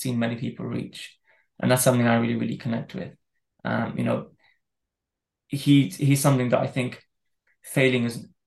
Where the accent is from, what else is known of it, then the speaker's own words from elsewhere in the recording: Dubai, United Arab Emirates; I grew up in Dubai in a Muslim country